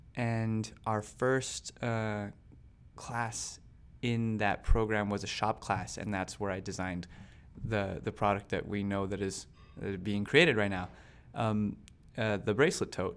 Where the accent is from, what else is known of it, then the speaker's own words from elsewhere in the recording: Las Cruces, New Mexico, United States; moved away as an adult; now in New York, United States; my hometown has seventy thousand people, Las Cruces